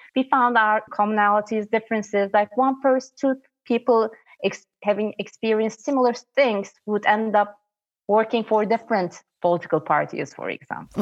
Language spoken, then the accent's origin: English; Istanbul, Turkey; I'm from Istanbul